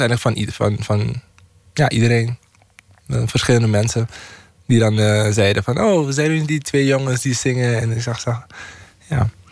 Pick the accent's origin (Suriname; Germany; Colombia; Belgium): Suriname; Paramaribo, Paramaribo District; moved away as an adult; now in Netherlands; Suriname, waar ik vandaan kom.